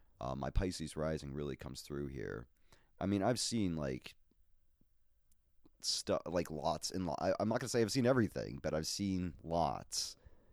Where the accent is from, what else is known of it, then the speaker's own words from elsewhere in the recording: Boston, Massachusetts, United States; also born or lived in Minnesota; But anyways, yes, I'm a Bostonian.